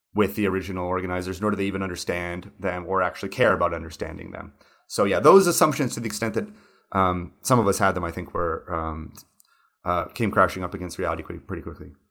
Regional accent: United States; moved away; also born or lived in São Paulo; an American who grew up in the nineties

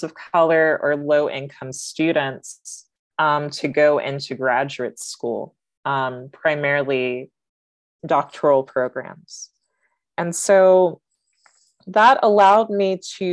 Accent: Kansas, United States; I grew up in Kansas

